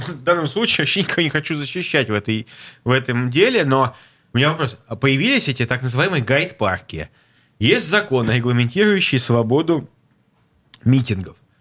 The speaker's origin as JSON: {"language": "Russian", "region": "Saint Petersburg", "country": "Russia", "said": "Я петербуржец"}